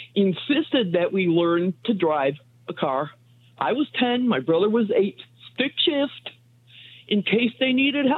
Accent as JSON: {"language": "English", "area": "a suburb of Chicago", "region": "Illinois", "country": "United States", "tie": "born or raised there", "moved": "yes", "lives_now": "McKenzie, United States", "said": "I grew up in Illinois, a suburb of Chicago."}